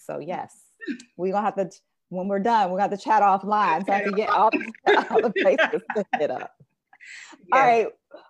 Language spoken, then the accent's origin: English; Texas, United States; I know that you are from my home state. I believe everything is better in Texas.